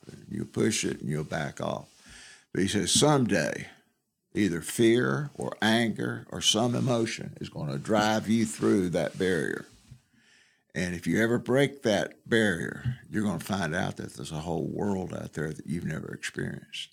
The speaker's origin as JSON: {"language": "English", "town": "Canton", "region": "Georgia", "country": "United States", "tie": "born or raised there", "also_born_or_lived": "Ball Ground, Georgia / Alabama", "moved": "yes", "said": "I was born in uh, Canton, Georgia"}